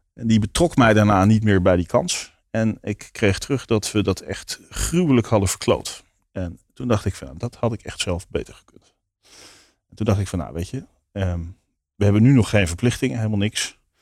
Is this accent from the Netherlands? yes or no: yes; Leiden, South Holland, Netherlands; also born or lived in Bunschoten; ik ben in Leiden opgegroeid. Oké. Dus, geboren in Bunschoten